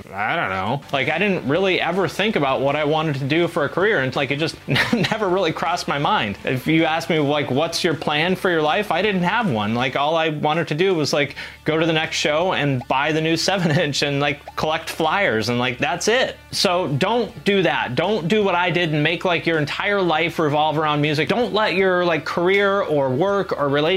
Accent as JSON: {"language": "English", "town": "Seattle", "region": "Washington", "country": "United States", "tie": "born or raised there", "also_born_or_lived": "Cleveland", "moved": "as an adult", "said": "When I was 18, I moved from Seattle, where I grew up, like in the Seattle area, to Cleveland"}